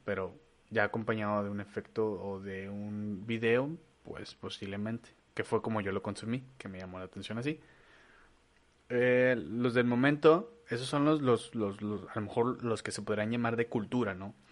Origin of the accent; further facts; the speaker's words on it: Torreón, Coahuila, Mexico; ni yo que nací en Torreón pinche, que tengo raíces mexicanas